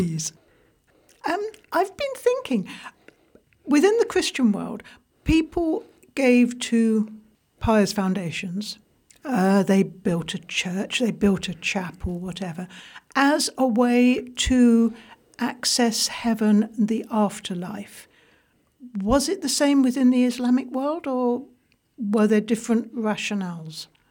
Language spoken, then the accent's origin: English; England, United Kingdom; I'm English.